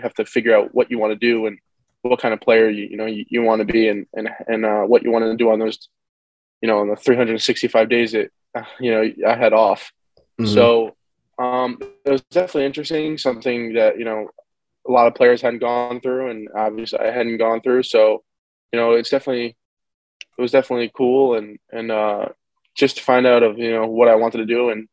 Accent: Rye Brook, New York, United States; also born or lived in North Carolina; I'm from Rybrook, New York

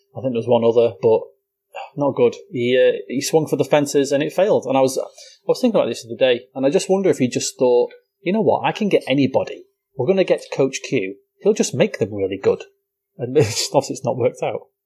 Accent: United Kingdom; being British

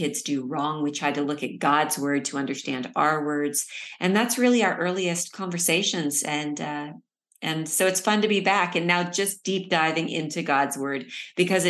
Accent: California, United States; now in Texas, United States; we live in Texas. I'm originally from California

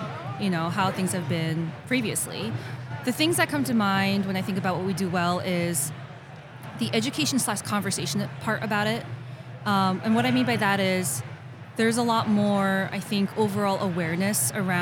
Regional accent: New York, United States; I'm born and raised New Yorker

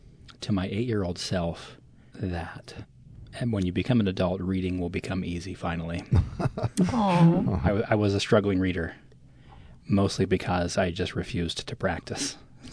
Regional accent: the East, East Coast, United States; moved away as an adult; I grew up in the East, and I came out here to play baseball, but also go to school.

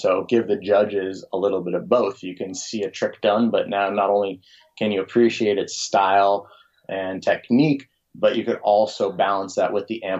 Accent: Los Angeles, California, United States; moved away as an adult; also born or lived in Davis, California; now in Hood River, United States; I grew up in Los Angeles

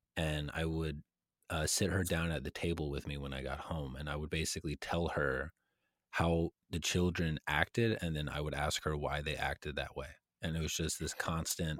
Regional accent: a town in Texas north of Austin, United States; moved away as an adult; I was living in a town in Texas that was about an hour and 15 minutes north of Austin

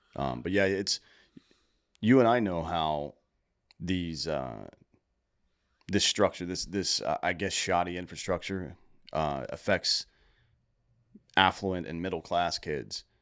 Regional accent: Greenville, South Carolina, United States; Greenville, South Carolina

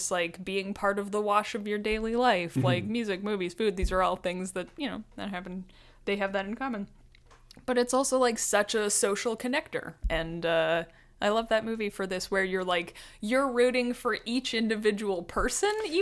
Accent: Alberta, Canada; moved away; growing up in Alberta

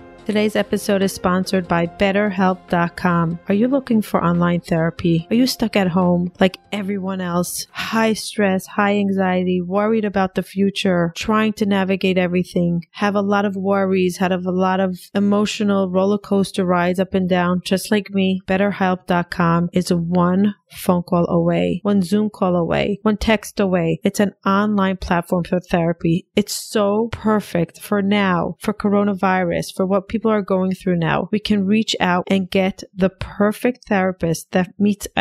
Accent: Israel; also born or lived in New York, United States; now in Florida, United States; I'm actually Israeli, moved to New York

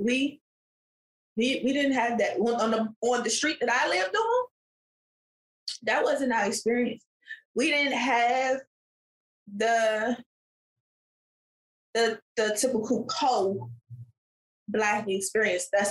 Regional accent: Washington, District of Columbia, United States; growing up in Southeast DC, that wasn't the only place I lived, but that was where I spent the bulk of my life

